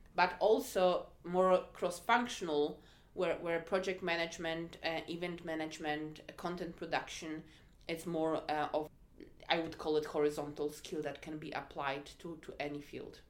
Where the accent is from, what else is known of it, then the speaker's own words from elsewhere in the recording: Poland; moved away; I'm originally from Poland